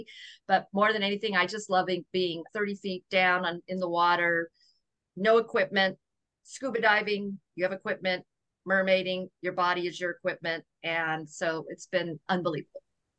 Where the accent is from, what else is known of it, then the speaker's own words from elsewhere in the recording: Okinawa, Japan; born there; because I was born in Okinawa, Japan, during a typhoon, a storm of water.